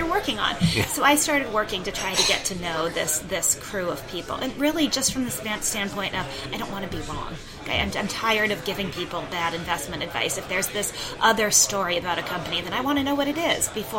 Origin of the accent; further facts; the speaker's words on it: Minnesota, United States; I grew up in Minnesota, and I think I have some components of Minnesota nice in my personality